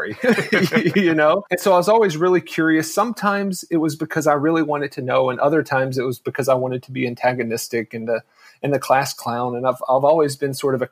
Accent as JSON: {"language": "English", "region": "North Carolina", "country": "United States", "tie": "born or raised there", "said": "I'm from North Carolina, born and raised. I grew up in a very, very small town"}